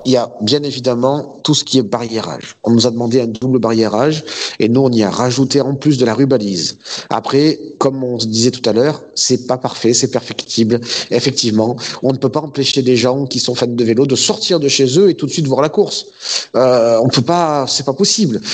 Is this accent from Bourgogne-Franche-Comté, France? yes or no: no; Marseille, Provence-Alpes-Côte d'Azur, France; je suis Marseillais